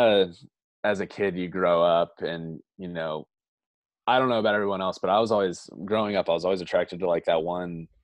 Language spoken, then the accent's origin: English; The Woodlands, Texas, United States; also born or lived in Orlando, Florida / Arlington, Texas; I lived there for 9 years before moving to Houston, Texas, the Woodlands more specifically.